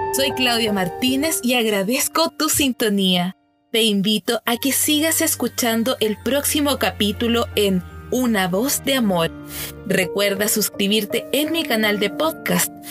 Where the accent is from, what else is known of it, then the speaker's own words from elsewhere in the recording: Chile; mi país, donde yo vivo, Chile